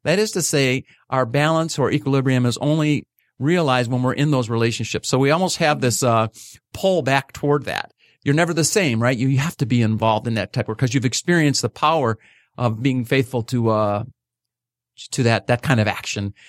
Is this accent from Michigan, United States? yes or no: yes; Livonia, Michigan, United States; growing up in Livonia